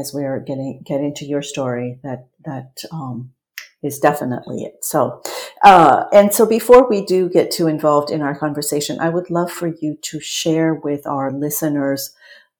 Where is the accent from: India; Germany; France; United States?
France; accent: French; my French accent